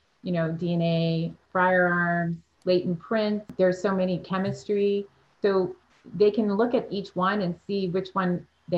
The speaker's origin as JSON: {"language": "English", "region": "Massachusetts", "country": "United States", "tie": "born or raised there", "moved": "as an adult", "lives_now": "Florida, United States", "said": "I grew up in Massachusetts and moved to Florida to come to college"}